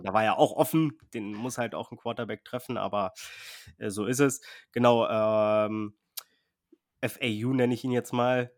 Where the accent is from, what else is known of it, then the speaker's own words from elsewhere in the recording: Berlin, Germany; Ich bin auch in der Straße aufgewachsen in Berlin